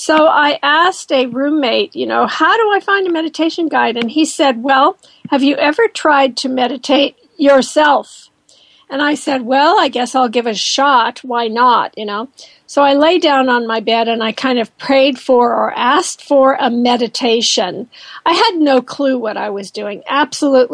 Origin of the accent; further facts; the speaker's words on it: Colorado, United States; I was born in Colorado